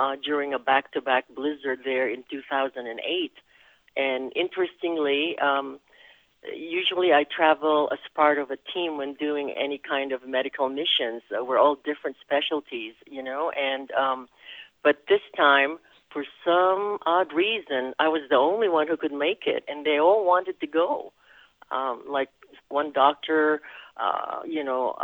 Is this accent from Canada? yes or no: no; Quezon City, Metro Manila, Philippines; first language Tagalog; English is a second language; moved away as an adult; also born or lived in Spain; now in United States; I was born in Quezon City, Philippines